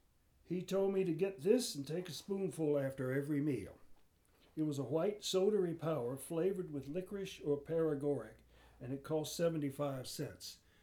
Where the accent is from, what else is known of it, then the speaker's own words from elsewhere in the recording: Philadelphia, Pennsylvania, United States; Well, we came here from Philadelphia.